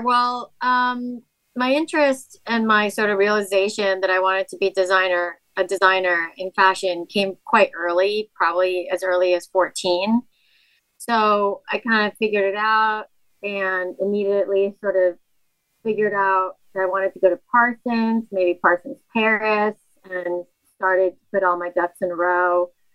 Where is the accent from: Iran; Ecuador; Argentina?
Ecuador; moved away; Ecuador, where I'm from, they had their dollarization. And so it was kind of like the Great Depression financially in my home country.